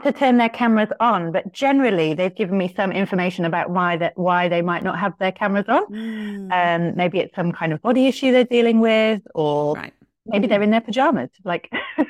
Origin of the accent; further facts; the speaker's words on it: United Kingdom; now in Tokyo, Japan; I'm a yoga teacher here in Tokyo. You might be able to tell from my accent, although some people can't anymore. I'm British. I've lived in Tokyo this year. It will be 26 years. I live with my Japanese family.